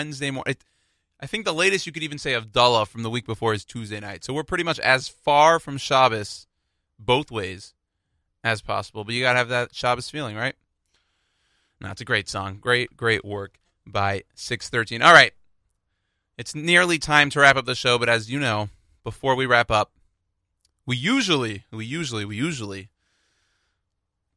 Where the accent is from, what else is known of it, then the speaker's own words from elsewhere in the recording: Houston, Texas, United States; I'm from Houston